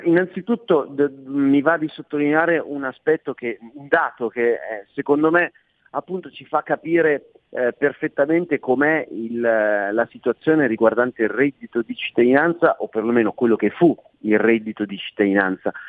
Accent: Milan, Lombardy, Italy; essendo milanese

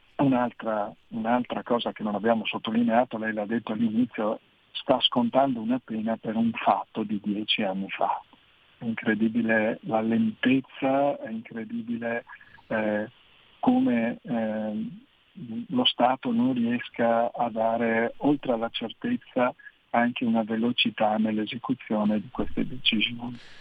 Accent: Veneto, Italy; io sono veneto, di noi veneti

